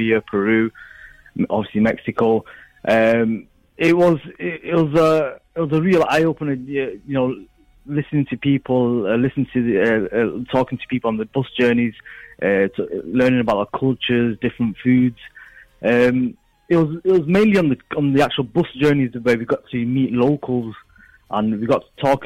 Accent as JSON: {"language": "English", "town": "Manchester", "region": "North West England", "country": "United Kingdom", "tie": "born or raised there", "moved": "as an adult", "lives_now": "Bradford, United Kingdom", "said": "I was born and brought up in Manchester, but I live in Bradford now"}